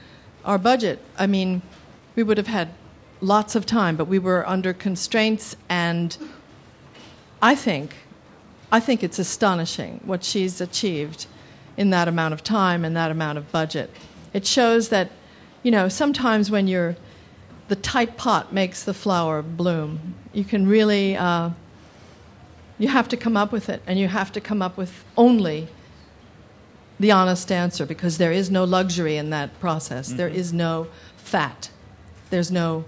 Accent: New Jersey, United States; I'm from New Jersey

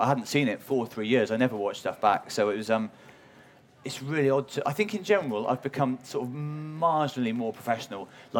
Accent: Wales, United Kingdom; accent: Welsh; my accent's changed, which is awkward. There's a whole extra where I'm doing a show at the Bloomsbury Theatre 3 years ago, and I was fully Welsh.

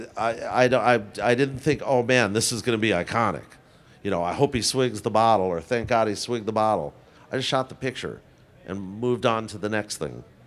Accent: New York City, New York, United States; I grew up in Forest Hills

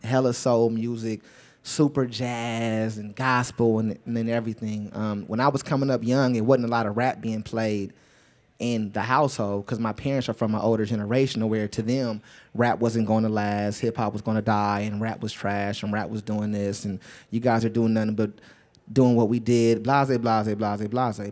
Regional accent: Los Angeles, California, United States; I'm not from the outskirts of Los Angeles. I'm really from Los Angeles, California

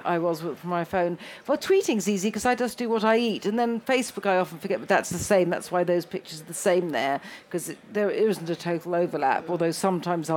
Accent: London, United Kingdom; also born or lived in Italy; I'm a Londoner, therefore that's what I come from, a cosmopolitan melting pot

